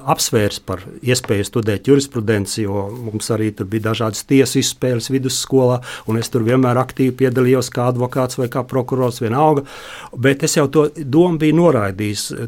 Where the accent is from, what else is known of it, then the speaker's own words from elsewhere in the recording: Vidzeme, Latvia; es pats esmu vidzemnieks